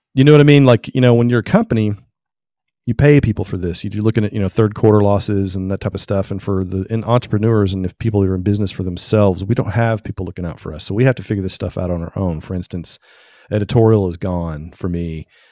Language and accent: English; Tennessee, United States; I'm from Tennessee